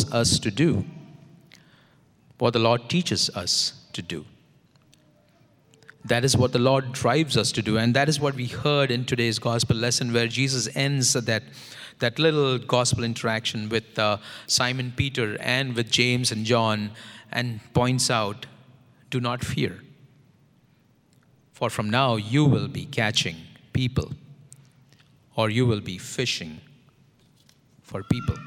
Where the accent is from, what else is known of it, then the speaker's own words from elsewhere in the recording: India; now in St. Louis, United States; I am from India